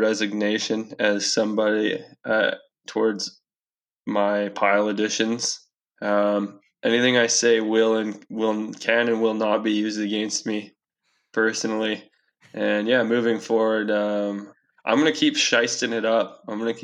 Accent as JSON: {"language": "English", "town": "Castlegar", "region": "British Columbia", "country": "Canada", "tie": "born or raised there", "said": "we're 18 year old white guys growing up in Castlegar."}